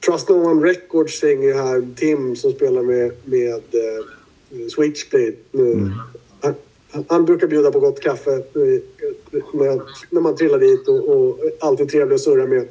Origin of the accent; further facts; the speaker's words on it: Södermanland, Sweden; Vi kommer ju från Sörmlandstrakter med mycket ekar och skit